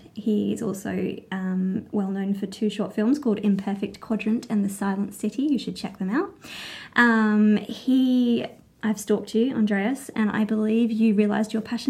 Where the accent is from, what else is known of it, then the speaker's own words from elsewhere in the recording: England, United Kingdom; born there; I was born in England, so I'm born somewhere else, but what did I get? English, and then Australian.